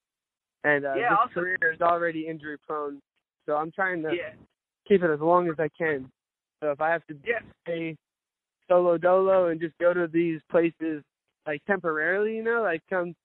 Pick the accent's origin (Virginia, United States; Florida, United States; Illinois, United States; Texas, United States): Florida, United States; Cape Coral; I stay out in my hometown over in Cape Coral.